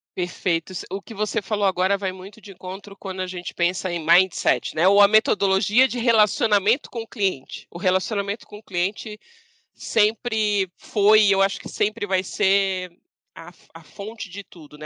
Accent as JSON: {"language": "Portuguese", "town": "Santos", "region": "São Paulo", "country": "Brazil", "moved": "yes", "lives_now": "São Paulo, Brazil", "said": "Eu sou santista, uhum. eu sou de praia, moro em São Paulo"}